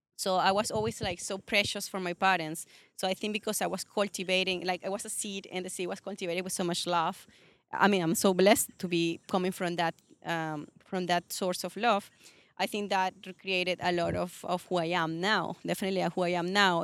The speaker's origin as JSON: {"language": "English", "country": "Venezuela", "also_born_or_lived": "California, United States / Chicago, United States / Sydney, Australia", "accent": "Latin", "second_language": "English", "moved": "as an adult", "lives_now": "Toronto, Canada", "said": "I'm actually from Venezuela."}